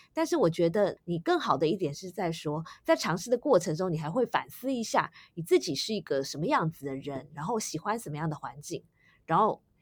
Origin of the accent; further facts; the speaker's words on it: Taiwan; 我自己也是在台湾土生土长的